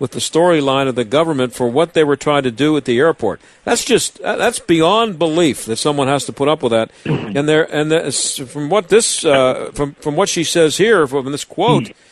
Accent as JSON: {"language": "English", "country": "Canada", "said": "I'm a frontline worker, I'm a Canadian citizen, and above all, I'm a human being"}